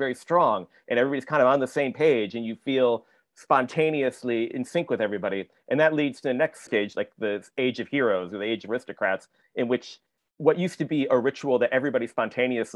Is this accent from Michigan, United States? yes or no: yes; Michigan, United States; I grew up in Michigan